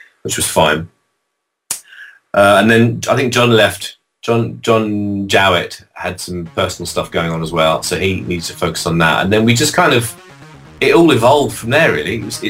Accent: London, United Kingdom; I'm some bloke from London.

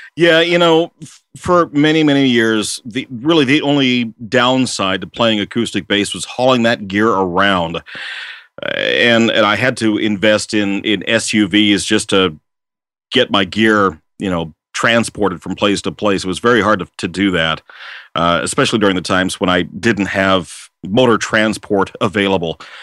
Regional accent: Washington, United States; also born or lived in Seattle / Port Orchard / Kennewick / Vancouver; lifelong resident of Washington State, I was born in Seattle, uh, and I grew up in uh, Seattle, uh, Port Orchard, Kennewick, Vancouver, uh, Kent, and then later Auburn.

